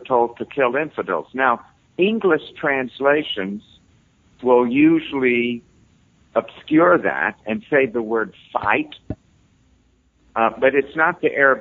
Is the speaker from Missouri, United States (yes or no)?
no; New York City, New York, United States; I'm from New York City. I grew up with death threats.